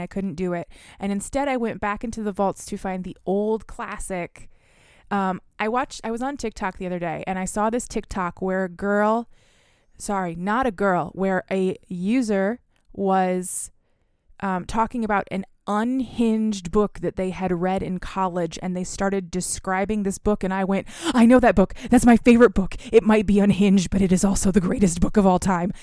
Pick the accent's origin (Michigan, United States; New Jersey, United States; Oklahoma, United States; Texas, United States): Michigan, United States; also born or lived in Philadelphia; we are from Michigan